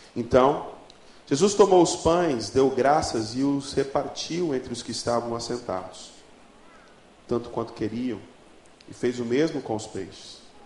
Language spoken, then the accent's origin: Portuguese; Ariquemes, Rondônia, Brazil; born or raised there; also born or lived in Porto Velho